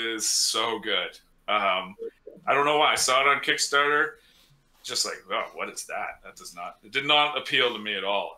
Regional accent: British Columbia, Canada; I'm from British Columbia, so Okanagan

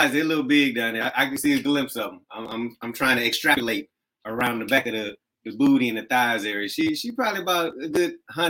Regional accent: Oakland, California, United States; I'm from Oakland

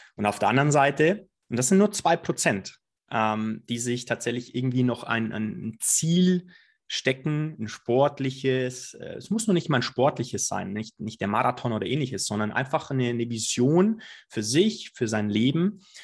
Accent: Allgäu, near Füssen, Bavaria, Germany; now in Munich, Germany; ich komme aus dem Allgäu, ein ganz gewöhnlicher Junge aus dem Allgäu

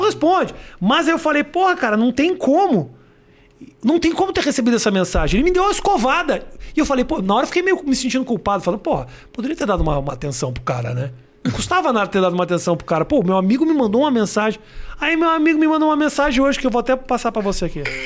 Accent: Porto Alegre, Rio Grande do Sul, Brazil; moved away as an adult; Quando eu saí de Porto Alegre

